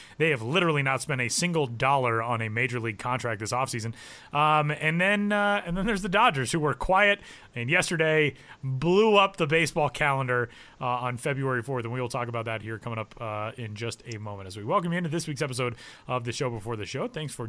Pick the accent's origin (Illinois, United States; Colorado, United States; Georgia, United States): Colorado, United States; Denver; I grew up in Denver